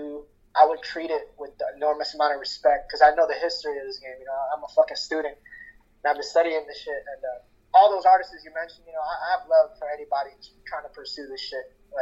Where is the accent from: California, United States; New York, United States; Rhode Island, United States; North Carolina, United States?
California, United States; Alhambra; English is a second language; also born or lived in Philippines; growing up in Alhambra is that it is right next to LA, but it's still like its own culture.